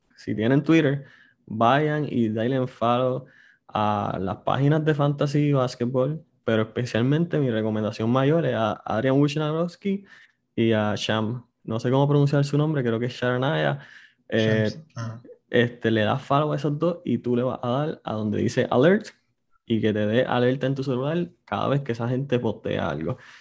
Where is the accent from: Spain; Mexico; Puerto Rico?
Puerto Rico; somos puertorriqueños